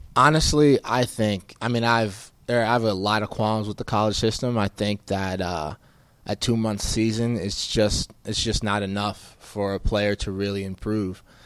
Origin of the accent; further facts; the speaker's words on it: West Orange, New Jersey, United States; moved away as an adult; also born or lived in Providence, Rhode Island; now in Arizona, United States; I grew up in Northern Jersey, uh, in West Orange.